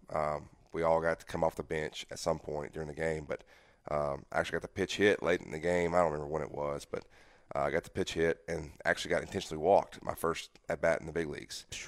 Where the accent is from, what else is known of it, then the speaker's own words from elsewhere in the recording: Mississippi, United States; I'm a Southern guy. You know, I, am from Mississippi, uh, born and raised